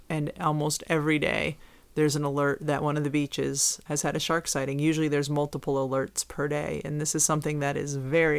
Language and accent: English; New England, United States; I grew up here where in New England where there weren't tornadoes.